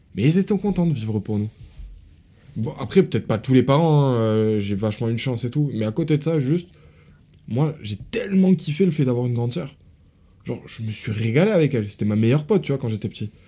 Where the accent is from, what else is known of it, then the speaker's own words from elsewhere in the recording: France; je suis né en France